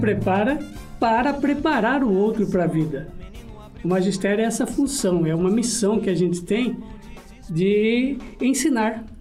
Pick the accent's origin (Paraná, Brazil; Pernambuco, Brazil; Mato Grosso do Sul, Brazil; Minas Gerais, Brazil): Mato Grosso do Sul, Brazil; Corumbá; moved away; Eu nasci em Corumbá, Mato Grosso do Sul